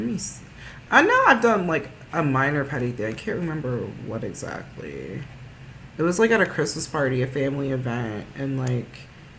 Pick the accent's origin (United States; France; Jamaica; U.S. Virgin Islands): Jamaica; we're Jamaican